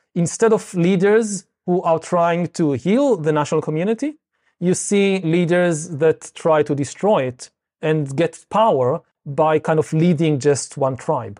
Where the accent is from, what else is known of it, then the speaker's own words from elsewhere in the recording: Israel; I come from Israel